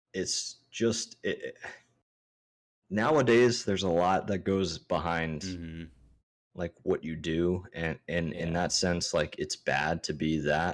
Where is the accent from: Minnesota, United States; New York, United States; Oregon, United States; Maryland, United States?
Maryland, United States; also born or lived in California / Hawaii; So me growing up, I was born in California. Mm-hmm. Spent the 3 years, 2 years in Cali and then 2 years in Hawaii and then jumped over to Maryland. And that's when I started to like actually grow up in the backwoods.